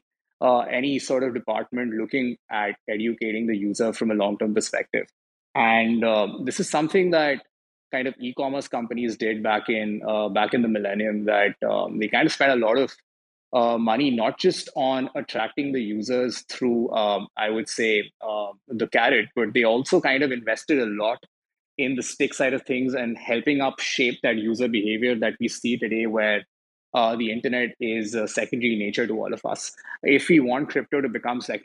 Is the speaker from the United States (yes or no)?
no; India; I come from India